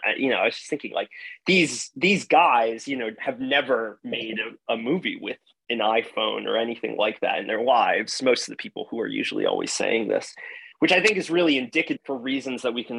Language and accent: English; Hudson County, New Jersey, United States; I grew up in northern New Jersey, in Hudson County, New Jersey